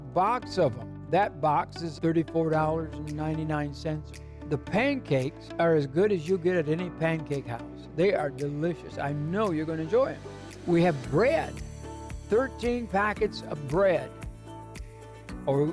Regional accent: Muskegon, Michigan, United States; I'm a kid from Muskegon, Michigan

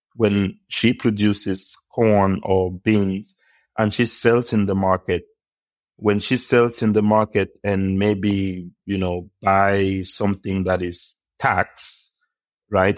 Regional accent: Cameroon; I was born in Cameroon, uh, many years ago, and I grew up at home

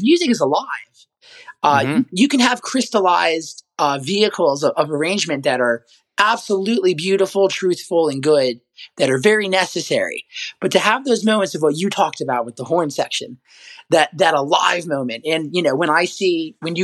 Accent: Nashville, Tennessee, United States; I'm from Nashville

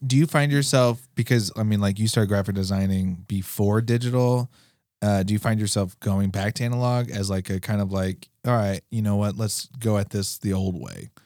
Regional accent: New York, United States; now in Alaska, United States; when I grew up in New York, hockey wasn't even an option

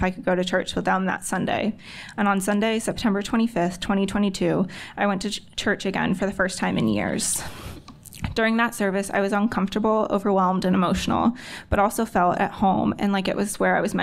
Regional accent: Stafford, Virginia, United States; I'm from Stafford, Virginia. Yes, I know, one of the few people actually from the area

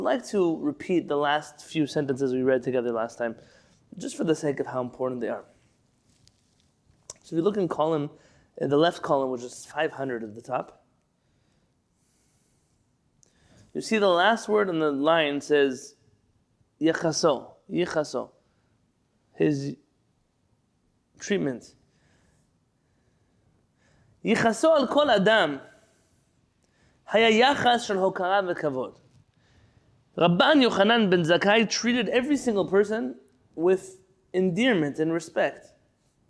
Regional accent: San Diego, California, United States; as a San Diego kid growing up

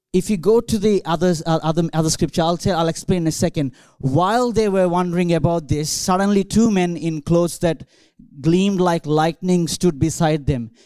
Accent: India; English is a second language; moved away as an adult; now in Australia; I grew up in India

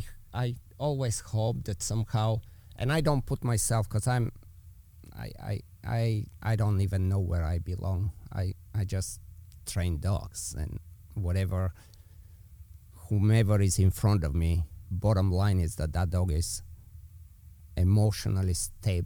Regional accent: Bulgaria; accent: Eastern European; English is a second language; moved away; I'm obviously with my accent, you know, I'm from Eastern Europe. So let's say we go back to Bulgaria

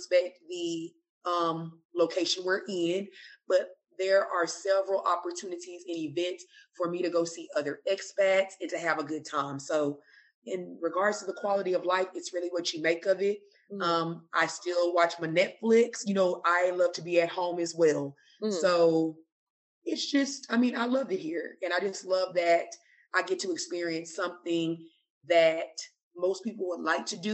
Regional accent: United States; moved away as an adult; also born or lived in Kuwait; now in Abu Dhabi, United Arab Emirates; I'm from America

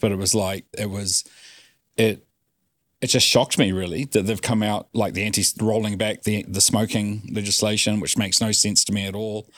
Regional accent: New Zealand; we grew up in New Zealand

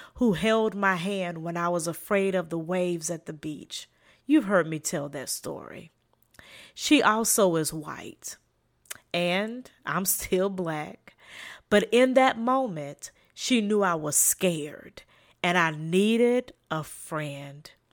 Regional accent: South Carolina, United States; accent: Southern; a slight Southern accent in my voice, I am from South Carolina

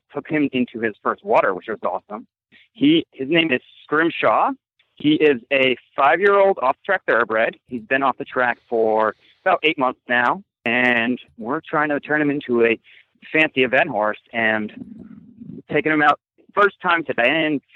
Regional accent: Narragansett, Rhode Island, United States; moved away as an adult; also born or lived in Minnesota / upstate New York; now in Maryland, United States; I am originally from Narragansett, Rhode Island.

